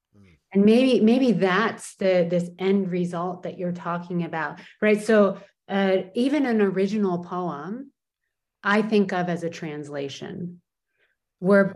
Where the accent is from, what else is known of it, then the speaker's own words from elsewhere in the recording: California, United States; also born or lived in Portland, Oregon; now in Poland; I am definitely a Californian, but a Californian who often lives not in California.